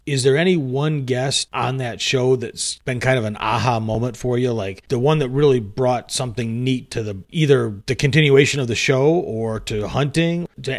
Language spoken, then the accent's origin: English; the Thumb of Michigan, United States; where I grew up in the Thumb of Michigan